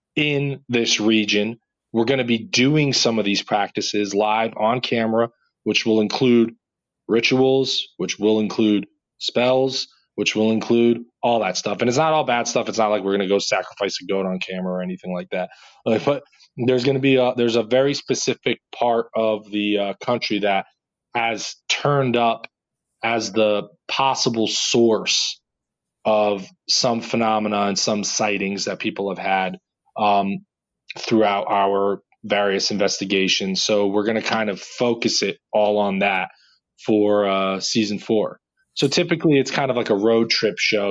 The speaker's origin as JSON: {"language": "English", "region": "New Jersey", "country": "United States", "said": "I'm just from Jersey"}